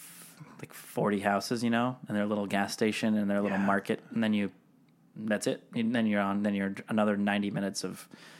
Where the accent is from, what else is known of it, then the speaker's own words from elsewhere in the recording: Seattle, Washington, United States; moved away; I grew up in Seattle adjacent, basically. But yeah, basically in Seattle, which I don't know if it's a, would you call it a major city? It's a big old city.